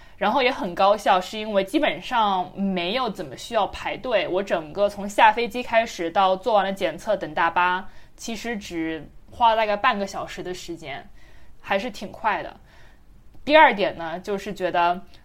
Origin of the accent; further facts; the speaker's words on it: China; moved away; 虽然是在中国长大的